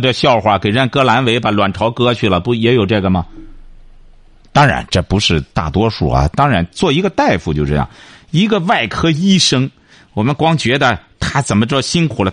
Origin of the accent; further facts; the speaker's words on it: China; 我们中国人